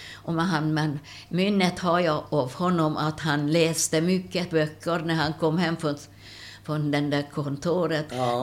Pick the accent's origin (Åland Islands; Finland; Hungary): Hungary; Miskolc, Borsod-Abaúj-Zemplén; Swedish is a second language; moved away as an adult; now in Sweden; Jag är född i Ungern